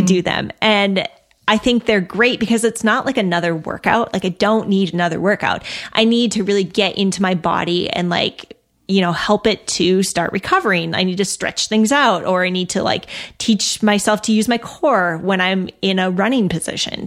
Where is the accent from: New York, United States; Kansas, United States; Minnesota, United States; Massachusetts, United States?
Minnesota, United States; I'm from Minnesota.